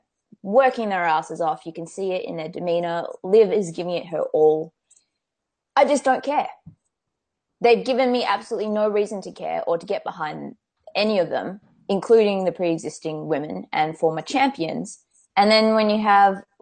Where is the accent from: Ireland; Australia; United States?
Australia; I'm from Australia